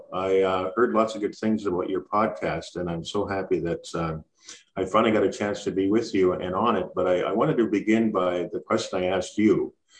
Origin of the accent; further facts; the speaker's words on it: Montreal, Quebec, Canada; born there; I was born in Montreal, Quebec, and my father was from Nigeria.